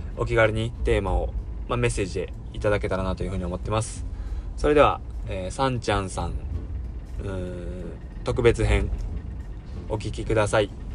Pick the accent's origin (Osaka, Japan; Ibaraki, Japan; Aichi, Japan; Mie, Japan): Mie, Japan; Suzuka; 僕の地元の、えー、三重県鈴鹿市